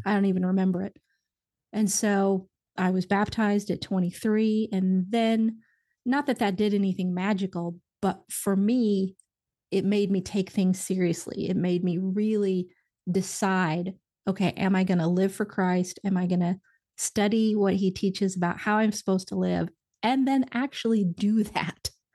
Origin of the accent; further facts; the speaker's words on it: Indiana, United States; now in Nashville, United States; I'm from Indiana originally, so good old solid, solid Midwestern